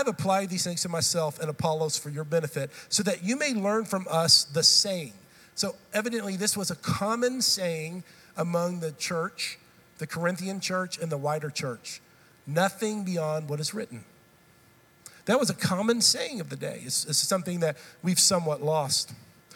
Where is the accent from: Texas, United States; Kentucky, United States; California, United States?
Texas, United States; also born or lived in Tennessee; I've grown up in this state. I'm a Texan